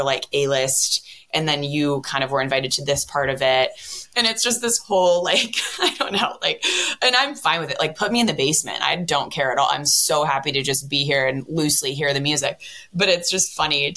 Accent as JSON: {"language": "English", "town": "San Francisco", "region": "California", "country": "United States", "said": "I'm from San Francisco"}